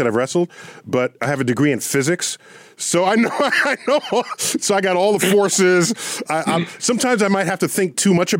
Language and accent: English; New York City, New York, United States; I'm born and raised in the Bronx, so I'm a legitimate Yankee fan.